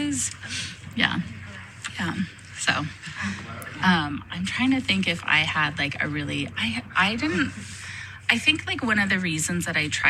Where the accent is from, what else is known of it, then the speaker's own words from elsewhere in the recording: Nevada Union High School, California, United States; I am a Nevada Union graduate, and I was really happy to be able to come back to NU